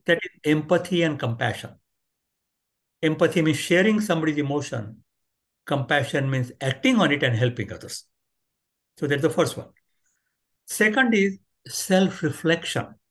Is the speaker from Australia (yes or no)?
no; India; moved away; I grew up in India